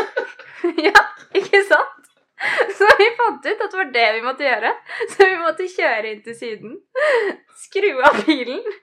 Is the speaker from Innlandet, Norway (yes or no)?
yes; Biri, Innlandet, Norway; moved away; hjemme på Biri